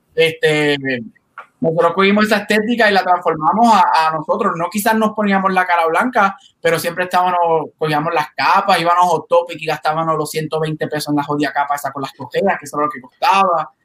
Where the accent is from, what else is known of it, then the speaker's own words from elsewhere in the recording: Puerto Rico; estábamos como buen puertorriqueño